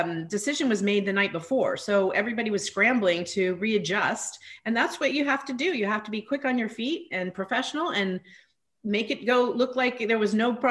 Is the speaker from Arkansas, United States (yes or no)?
no; Northern California, United States; moved away as an adult; also born or lived in Washington, D.C. / Los Angeles; I grew up in Northern California, which is where I am now